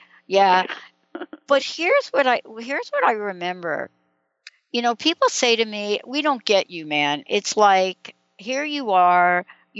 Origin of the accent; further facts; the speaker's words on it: New York City, New York, United States; listen, growing up in New York City, and it doesn't matter whether you've grown up in the streets of New York City or you're growing up in Beverly Hills